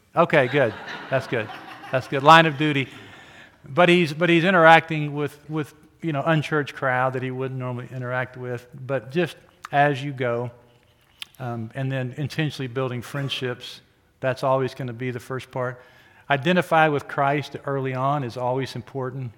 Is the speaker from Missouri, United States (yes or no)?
no; Oklahoma, United States; moved away as an adult; now in Wichita, United States; I grew up in Oklahoma and came here to go to school